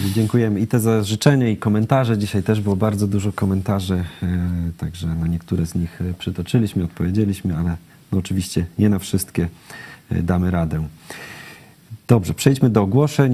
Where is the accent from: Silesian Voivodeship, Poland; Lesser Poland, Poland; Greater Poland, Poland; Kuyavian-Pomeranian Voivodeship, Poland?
Silesian Voivodeship, Poland; wychowałem się na Śląsku